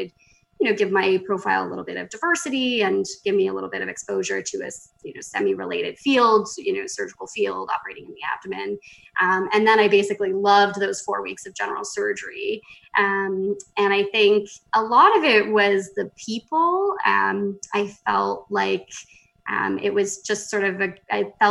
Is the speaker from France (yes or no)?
no; Markham, Ontario, Canada; moved away as an adult; also born or lived in Vancouver, Canada / Calgary, Canada / Boston, United States; So I grew up in Markham, Ontario, which is a small suburb of Toronto.